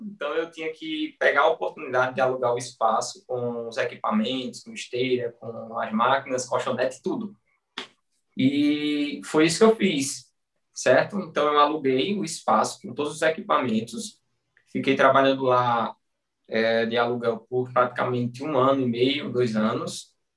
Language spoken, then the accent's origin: Portuguese; Bom Conselho, Pernambuco, Brazil; eu sou de bom conselho, Pernambuco, interior. Na realidade, eu sou de Lagoa de São José, que é um distrito, pertence a Bom Conselho